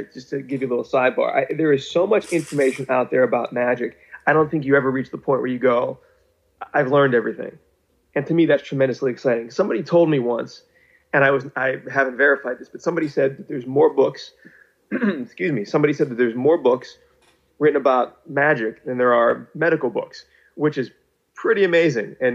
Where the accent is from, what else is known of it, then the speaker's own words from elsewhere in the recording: Pittsburgh, Pennsylvania, United States; moved away; I'm from Pittsburgh